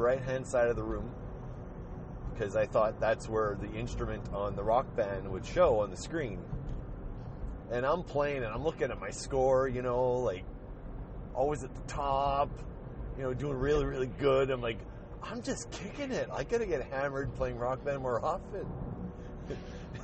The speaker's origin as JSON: {"language": "English", "country": "Canada", "said": "I'm proud to be Canadian right now"}